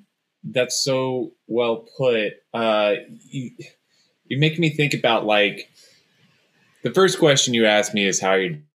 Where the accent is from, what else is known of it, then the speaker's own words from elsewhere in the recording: Dallas, Texas, United States; I'm from Dallas